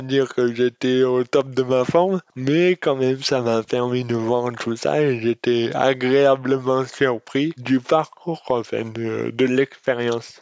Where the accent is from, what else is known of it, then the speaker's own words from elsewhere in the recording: Auriol, Provence-Alpes-Côte d'Azur, France; Oriol, qui est ma ville natale